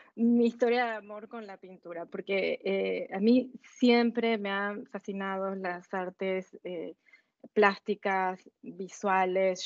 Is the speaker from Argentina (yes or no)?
yes; Argentina; moved away as an adult; also born or lived in Lausanne, Switzerland; now in Basel, Switzerland; nosotros salimos con mi esposo de Argentina hace más de 20 años